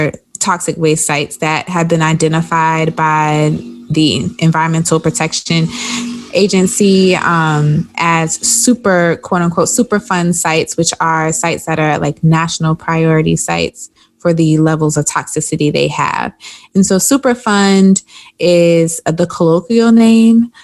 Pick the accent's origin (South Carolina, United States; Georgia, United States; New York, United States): South Carolina, United States; if you're from South Carolina like me